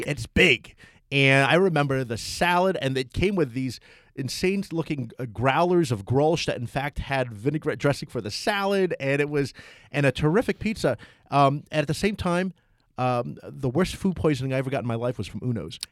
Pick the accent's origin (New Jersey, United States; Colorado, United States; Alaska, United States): New Jersey, United States; Toms River; moved away; my hometown. Tom's River has a place called Chiano's